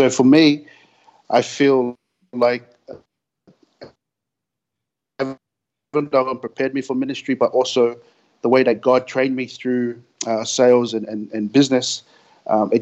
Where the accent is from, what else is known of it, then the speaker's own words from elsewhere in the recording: Sydney, New South Wales, Australia; I grew up in Sydney, in Australia, down in the Western Sydney